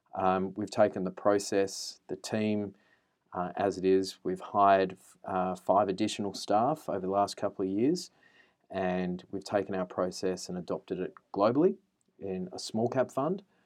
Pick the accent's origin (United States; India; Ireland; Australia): Australia; Adelaide, South Australia; moved away; also born or lived in Canberra; I am a boy from Adelaide, uh, grew up in the suburbs of Adelaide.